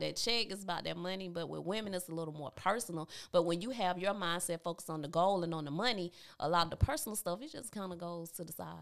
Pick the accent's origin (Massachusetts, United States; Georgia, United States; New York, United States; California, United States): Georgia, United States; now in Columbus, United States; Growing up in Tabitha, Georgia, I, I loved it